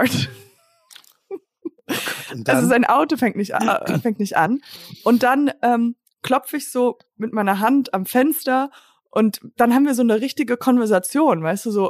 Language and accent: German; Germany; weil ich gesagt habe, ich bin Deutsche und diese Deutschen, die haben